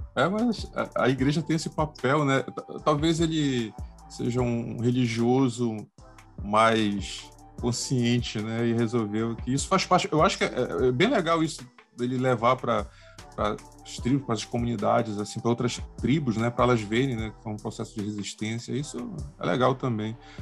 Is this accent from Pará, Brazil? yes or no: yes; Pará, Brazil; eu, como paraense